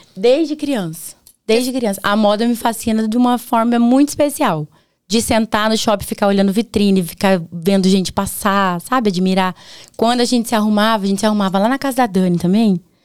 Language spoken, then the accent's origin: Portuguese; Prado Ferreira, Paraná, Brazil; also born or lived in Presidente Prudente, São Paulo / Londrina, Paraná; now in Baiti, Brazil; Eu nasci em Presidente Prudente. Mas eu não nem falo, porque eu vim muito pequenininha pro Paraná. Que nem eu falei pra você, é porta, porteira, tá no coração, sou paranaense